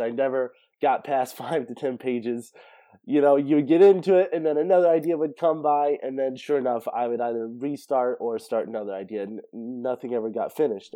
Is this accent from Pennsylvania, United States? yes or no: no; Central California, United States; I was born in Central California, way out in the mountains